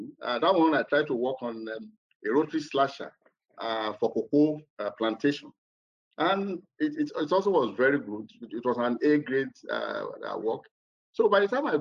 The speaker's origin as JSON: {"language": "English", "region": "southwestern Nigeria", "country": "Nigeria", "tie": "born or raised there", "said": "my hometown, which is in the southwestern part of Nigeria"}